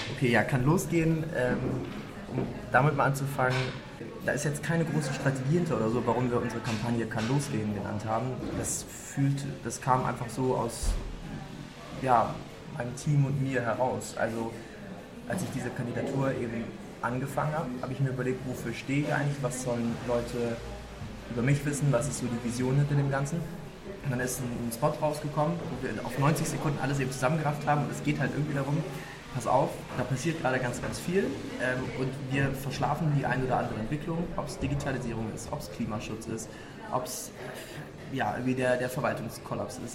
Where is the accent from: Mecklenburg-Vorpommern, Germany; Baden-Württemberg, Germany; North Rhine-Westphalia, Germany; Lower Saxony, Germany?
Lower Saxony, Germany; moved away as an adult; also born or lived in Hamburg / London; Ich, ich komme aus der Region. Ich bin so zwölf Kilometer südlich von dem Wahlkreis ähm, früher aufgewachsen